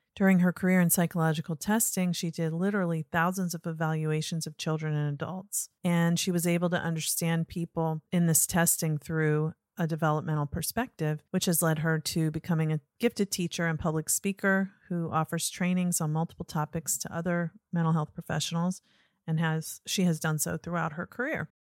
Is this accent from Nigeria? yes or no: no; Norfolk, Virginia, United States; moved away; I grew up in Norfolk